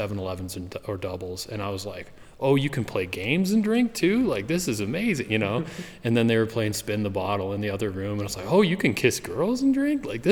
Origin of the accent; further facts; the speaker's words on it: southwestern Wyoming, United States; I grew up in Wyoming, southwestern Wyoming, near the Uinta mountain range